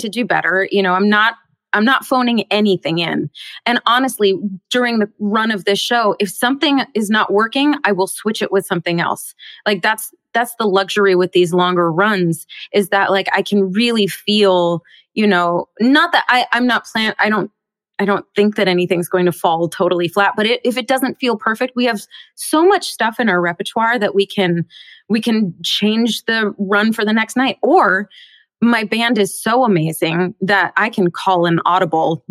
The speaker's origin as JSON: {"language": "English", "town": "Bellevue", "region": "Washington", "country": "United States", "tie": "born or raised there", "said": "just outside of Seattle in Bellevue, Washington"}